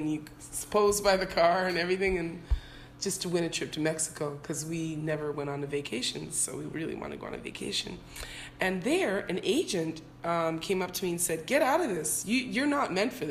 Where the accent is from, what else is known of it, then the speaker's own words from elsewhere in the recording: Toronto, Ontario, Canada; moved away as an adult; also born or lived in Jamaica / England; now in Anguilla; I moved from Jamaica when I was one, then I moved to Canada, I moved to England, then I moved from England to Canada when I was five